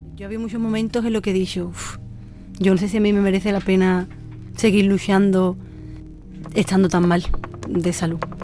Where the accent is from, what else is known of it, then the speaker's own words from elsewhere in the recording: Sanlúcar de Barrameda, Andalusia, Spain; nací en Sanlúcar de Barrameda, Cádiz